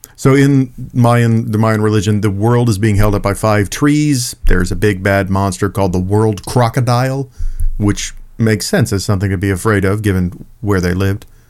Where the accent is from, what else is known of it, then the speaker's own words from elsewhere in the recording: Texas, United States; also born or lived in New Orleans, Louisiana; I was raised in Texas